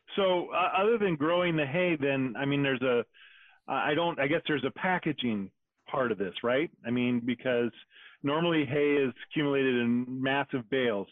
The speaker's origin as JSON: {"language": "English", "region": "Wyoming", "country": "United States", "tie": "born or raised there", "said": "I grew up in Wyoming"}